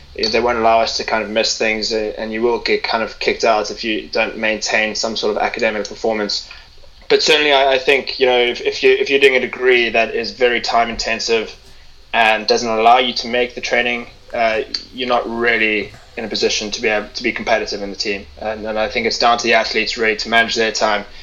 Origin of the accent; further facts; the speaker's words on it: Cape Town, Western Cape, South Africa; now in England, United Kingdom; I'm from Cape Town